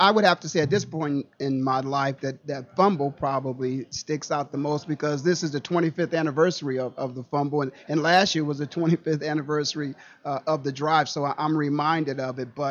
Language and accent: English; Canton, Ohio, United States; I'm born and raised in Canton, Ohio, and got a chance to get back there.